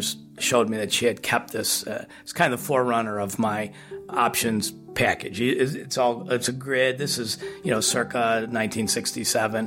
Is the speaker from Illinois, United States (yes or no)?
yes; Highland Park, Illinois, United States; I grew up in Ravinia, okay, which a lot of people, Chicagoans know Ravinia as a music festival venue, and it's literally a small hamlet nestled into Highland Park